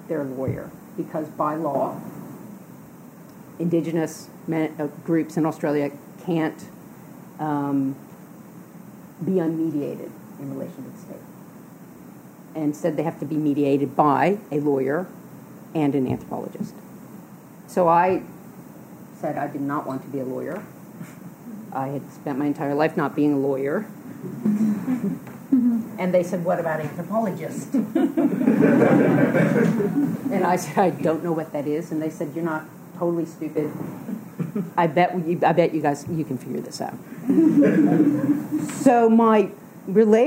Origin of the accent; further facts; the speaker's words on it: Louisiana, United States; moved away; I grew up in Louisiana woods